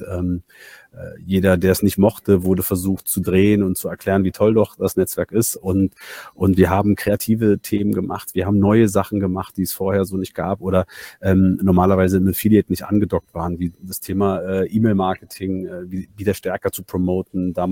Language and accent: German; Berlin, Germany; born there; also bin, bin gebürtiger Berliner und eigentlich Banker.